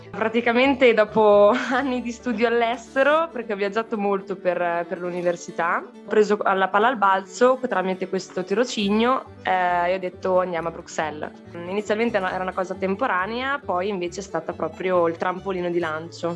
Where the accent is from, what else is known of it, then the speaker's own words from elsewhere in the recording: Trentino-Alto Adige, Italy; moved away as an adult; also born or lived in Forlì; now in Brussels, Belgium; me ne sono andata da Trentino per studiare a Forlì